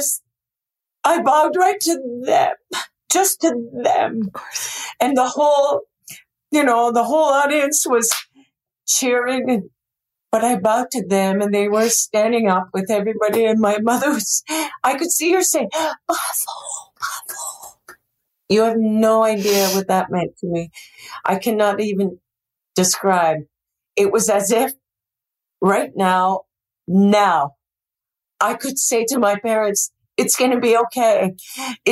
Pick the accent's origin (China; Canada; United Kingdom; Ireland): Canada; Montreal, Quebec; moved away; I grew up in Montreal. My whole childhood spent in Montreal